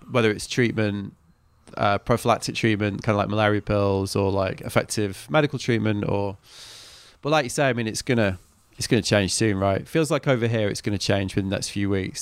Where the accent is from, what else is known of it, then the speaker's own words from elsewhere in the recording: England, United Kingdom; I'm from England